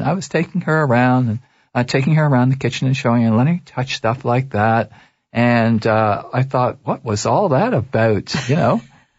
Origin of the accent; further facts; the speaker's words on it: Toronto, Ontario, Canada; And I was raised in Toronto.